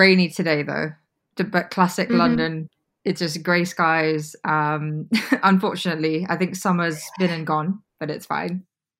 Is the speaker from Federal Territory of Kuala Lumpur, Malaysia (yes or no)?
no; Sabah, Malaysia; also born or lived in United Kingdom; we kind of upped and moved back to my home state, which is Sabah. So I was pretty young. I was about 9 years old and I lived there for a number of years after that.